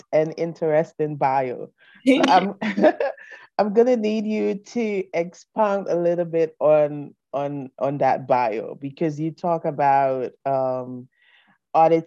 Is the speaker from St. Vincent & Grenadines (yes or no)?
yes; St. Vincent & Grenadines; I'm from the Caribbean, I'm from St. Vincent